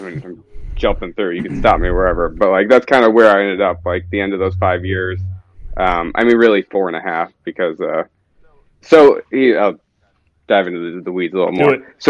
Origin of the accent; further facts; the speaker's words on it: Naperville, Illinois, United States; now in Minnesota, United States; Grew up in Chicago area, Naperville, if you know the town.